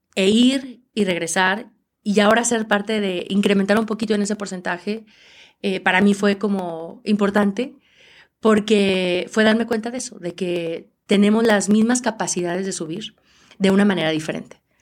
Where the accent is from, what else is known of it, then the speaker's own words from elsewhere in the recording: Aguascalientes, Mexico; yo soy de Aguascalientes donde no hay montañas